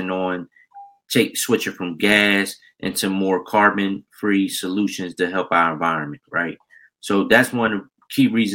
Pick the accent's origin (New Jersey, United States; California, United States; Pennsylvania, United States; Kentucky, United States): Pennsylvania, United States; Philadelphia; also born or lived in Chicago; I'm from North Philadelphia originally. Born in Chicago, raised in Philly all my life